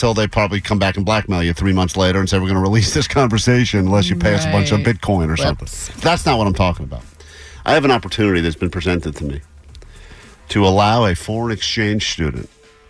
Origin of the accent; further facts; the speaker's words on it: United States; No, I'm an American.